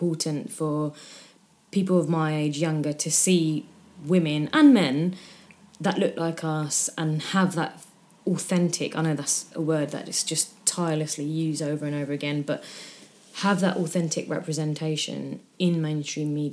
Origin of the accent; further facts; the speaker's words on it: United Kingdom; I say I fall into the category of being British